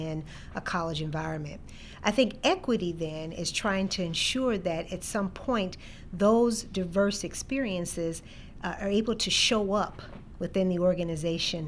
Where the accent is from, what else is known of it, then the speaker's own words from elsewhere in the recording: Chicago, Illinois, United States; moved away as an adult; also born or lived in Ames, Iowa; I grew up in Chicago, born and raised on the South Side